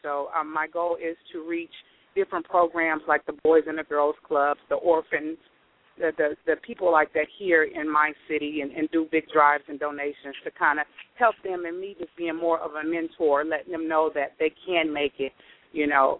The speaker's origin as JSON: {"language": "English", "town": "Houston", "region": "Texas", "country": "United States", "said": "I'm from Houston, Texas."}